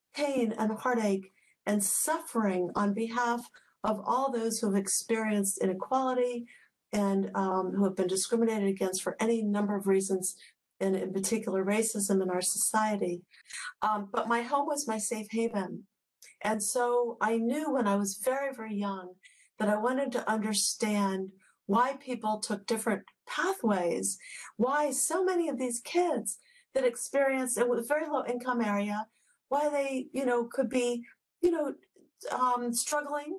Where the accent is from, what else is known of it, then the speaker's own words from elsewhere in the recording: Washington, District of Columbia, United States; I was born in Washington, D.C., and we lived in and around D.C. growing up